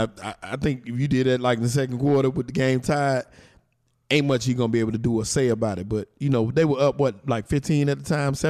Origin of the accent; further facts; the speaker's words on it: Rock Hill, South Carolina, United States; he's from my hometown. Let me say that. Rock Hill, South Carolina is on the map.